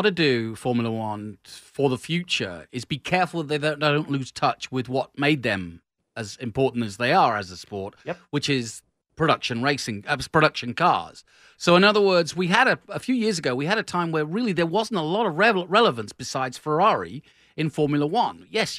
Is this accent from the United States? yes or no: no; England, United Kingdom; I'm English.